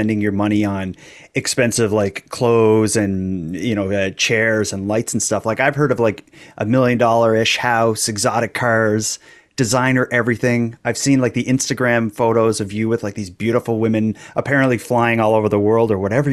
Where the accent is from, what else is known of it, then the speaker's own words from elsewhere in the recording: Sydney, Nova Scotia, Canada; I'm from Cape Breton, a city called Sydney in Cape Breton.